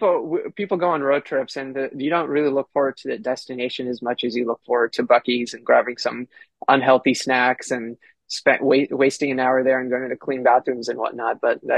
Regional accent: Houston, Texas, United States; also born or lived in Austin, Texas; I grew up in Houston, obviously went to Austin for college, and I've just kind of stayed in that little kind of south central part of Texas.

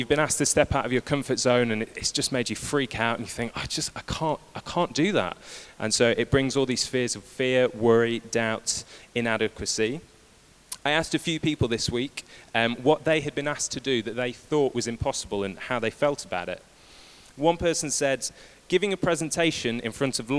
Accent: United Kingdom; we're British

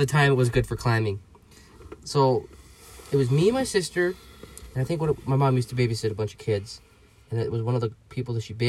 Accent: Ladysmith, Wisconsin, United States; I was born July 29th, 2000, in Ladysmith, Wisconsin, a small home down, I don't know, the gravel. We lived on this gravel road

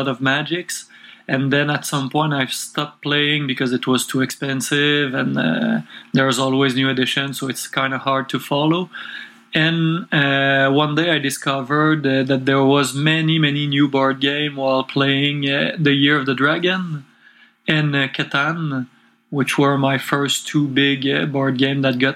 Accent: Quebec City, Quebec, Canada; English is a second language; I'm from Quebec City, which is close to Montreal, and I was born here and grew up here all my life, and still living here.

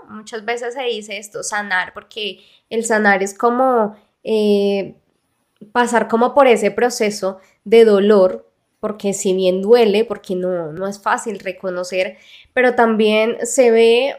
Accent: Mexico; de México

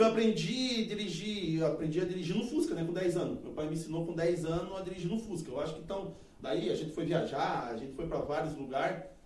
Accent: Fazenda Rio Grande, Paraná, Brazil; also born or lived in Mafra, Santa Catarina; Eu não nasci aqui, eu nasci em Santa Catarina, é, em Mafra, mas só que eu só nasci pra lá e já vim pra cá já. Meu pai comprou um terreno muito tempo atrás aqui, então eu sou da fazenda

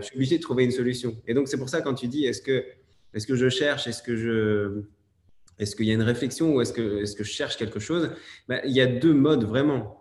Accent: Belgium; je suis belge

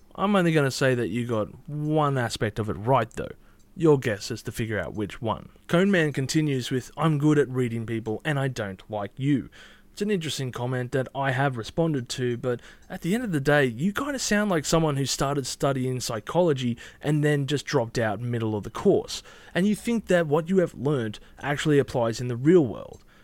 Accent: Australia; I'm Australian

